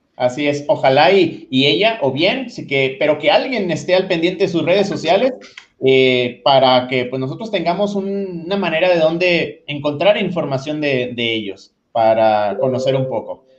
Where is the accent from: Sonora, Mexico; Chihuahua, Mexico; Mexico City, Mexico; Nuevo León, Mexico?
Nuevo León, Mexico; aquí en, Nuevo León, yo soy de Nuevo León